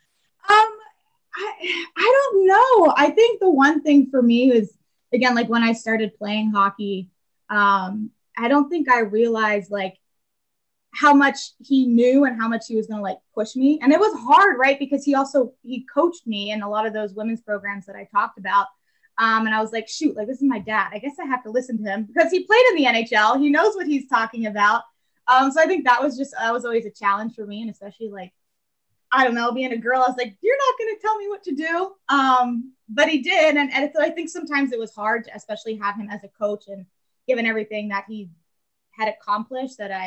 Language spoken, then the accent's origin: English; Maryland, United States; I grew up in Maryland pretty much my entire life, from the DMV area.